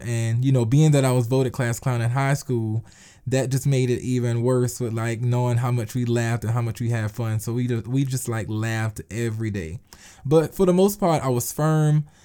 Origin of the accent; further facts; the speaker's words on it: Eutawville, South Carolina, United States; I am from Utahville, South Carolina. Yes, I'm a, I am a country boy. It's a very small town